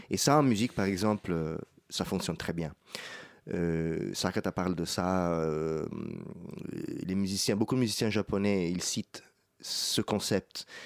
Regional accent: Rome, Lazio, Italy; French is a second language; moi je viens d'Italie, de Rome, donc c'est la ville la plus belle du monde

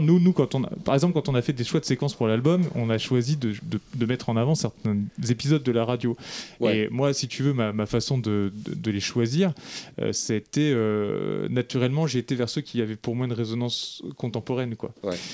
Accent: Lorraine, Grand Est, France; je suis originaire de Lorraine

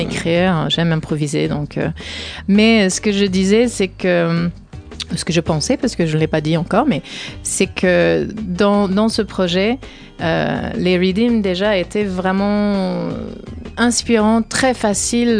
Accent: Humboldt, Northern California, United States; moved away; je viens de la Californie du Nord, de Humboldt

